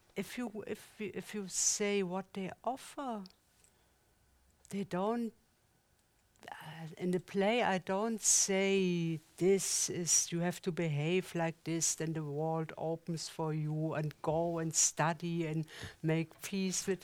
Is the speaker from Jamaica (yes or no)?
no; East Germany, Germany; English is a second language; moved away as an adult; also born or lived in Switzerland; now in Zurich, Switzerland; I come from the East Germany